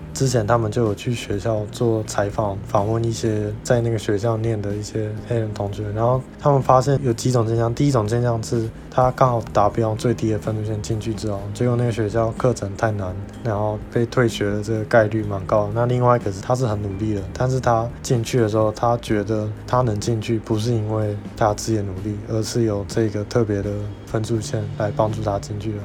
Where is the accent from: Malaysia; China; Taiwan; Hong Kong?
Taiwan; Miaoli County; 小时候我在苗栗长大的时候，在苗栗几乎没有别的外国人，我就也跟大家一样，都讲中文